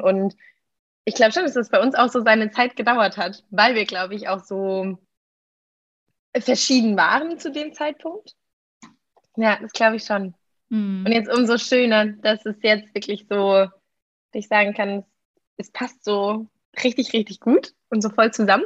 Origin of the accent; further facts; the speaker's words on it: Germany; moved away as an adult; now in Lisbon, Portugal; ich komme ursprünglich aus Deutschland, klar. Ähm, ich lebe aber momentan in Lissabon und studiere hier